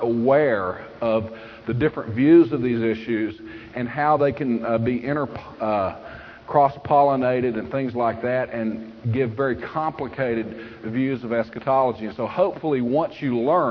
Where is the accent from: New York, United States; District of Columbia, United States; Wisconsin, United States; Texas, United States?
Texas, United States; also born or lived in Prince George's County, Maryland; I'm basically from Texas. And back in the early 70s, I grew up Southern Baptist like all good Texans used